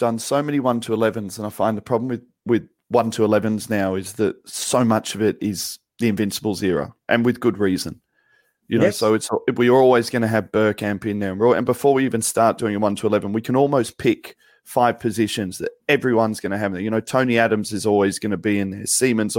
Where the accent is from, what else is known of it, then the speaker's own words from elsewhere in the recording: England, United Kingdom; we both consider ourselves English